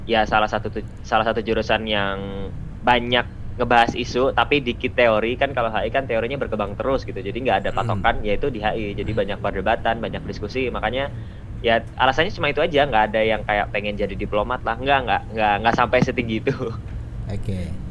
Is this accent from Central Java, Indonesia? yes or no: yes; Magelang, Central Java, Indonesia; now in Surakarta, Indonesia; Uh, ya asal saya dari Magelang.